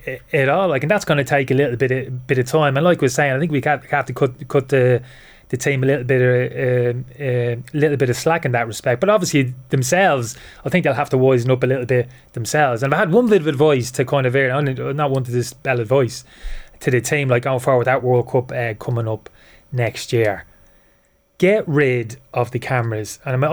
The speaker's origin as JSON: {"language": "English", "town": "Dublin", "region": "Leinster", "country": "Ireland", "tie": "born or raised there", "also_born_or_lived": "United Kingdom", "moved": "as an adult", "said": "I spent most of my life over in the UK. I left Dublin when I was 18."}